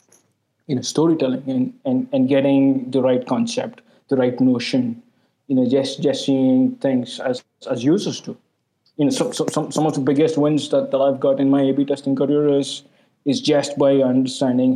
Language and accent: English; India; I'm an Indian